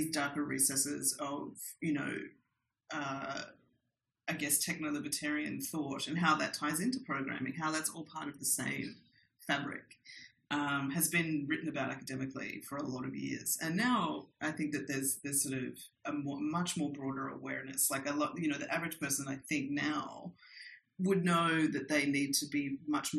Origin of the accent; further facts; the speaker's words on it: Australia; moved away as an adult; also born or lived in New York; now in Mexico; growing up in Australia